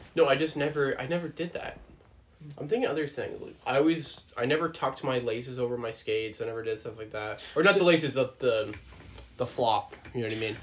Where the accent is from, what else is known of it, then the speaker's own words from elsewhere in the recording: Boulder County, Colorado, United States; now in Canada; I'm a native from Boulder County